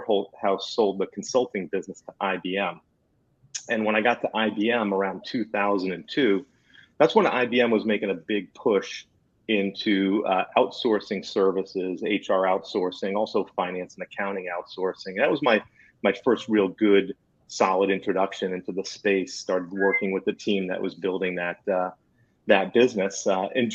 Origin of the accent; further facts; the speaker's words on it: New Jersey, United States; I'm from New Jersey